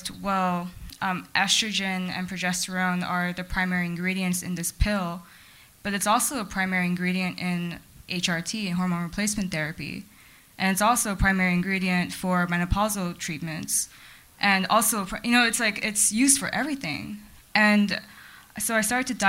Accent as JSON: {"language": "English", "town": "Los Angeles", "region": "California", "country": "United States", "tie": "born or raised there", "said": "I'm a Chinese American, born and raised in Los Angeles"}